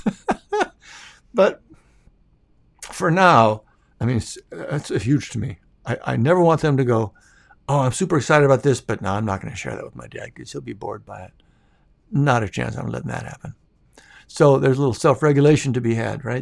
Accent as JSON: {"language": "English", "region": "Minnesota", "country": "United States", "moved": "yes", "said": "we're from Minnesota, so I'm still a Vikings fan"}